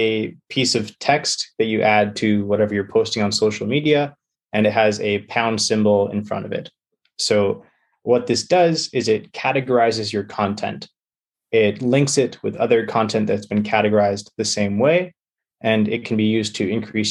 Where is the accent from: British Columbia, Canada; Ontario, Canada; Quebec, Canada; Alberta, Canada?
British Columbia, Canada; I'm from British Columbia